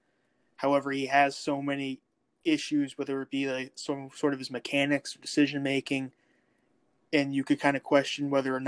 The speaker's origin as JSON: {"language": "English", "region": "Connecticut", "country": "United States", "said": "I'm a lifelong Pittsburgh Steelers fan from Connecticut"}